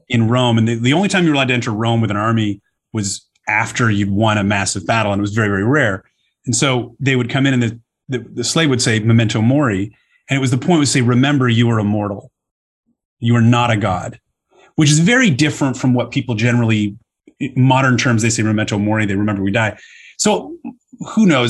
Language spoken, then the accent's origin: English; Toronto, Ontario, Canada; moved away; I grew up in Canada where we've got very, very good debating programs